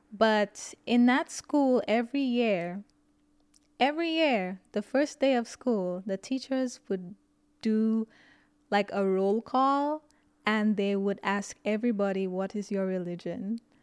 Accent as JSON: {"language": "English", "country": "St. Lucia", "tie": "born or raised there", "moved": "yes", "lives_now": "United States", "said": "I grew up in Saint Lucia"}